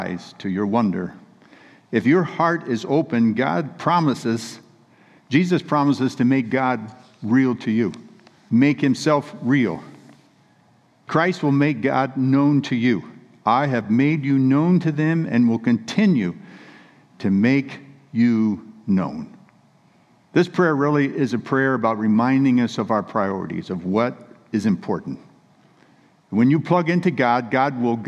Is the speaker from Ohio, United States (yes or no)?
no; Central California, United States; we're from Central California where we were raised, but we were living in Northern California, about 60 miles above Sacramento up in the mountains